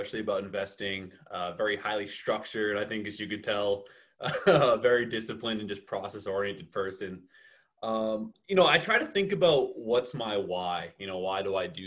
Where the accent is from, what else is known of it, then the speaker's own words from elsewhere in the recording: outside of Boston, Massachusetts, United States; moved away as an adult; also born or lived in Miami; I grew up outside of Boston, Massachusetts